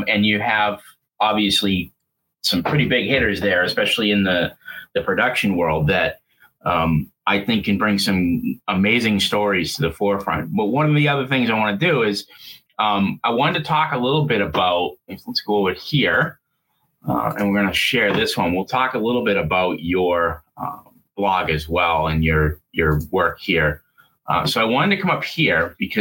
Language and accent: English; Boston, Massachusetts, United States; Boston, which is my hometown